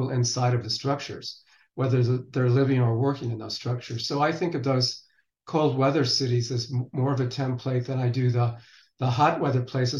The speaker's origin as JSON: {"language": "English", "region": "Western United States", "country": "United States", "tie": "born or raised there", "said": "growing up in the Western United States in a city that has 300 plus days of sunshine every year"}